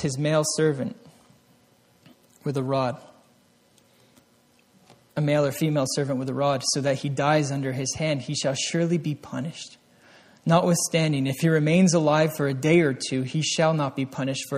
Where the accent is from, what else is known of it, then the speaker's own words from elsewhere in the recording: Vermont, United States; I grew up in Vermont, the back roads